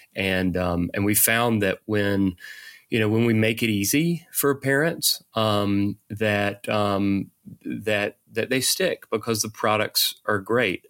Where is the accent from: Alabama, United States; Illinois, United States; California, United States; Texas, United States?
Alabama, United States; Eufaula; now in Atlanta, United States; grew up in a tiny little town in Alabama